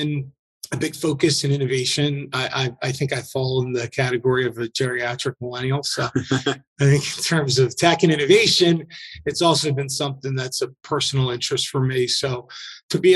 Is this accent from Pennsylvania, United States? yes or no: yes; Philadelphia, Pennsylvania, United States; moved away; born and raised in Philadelphia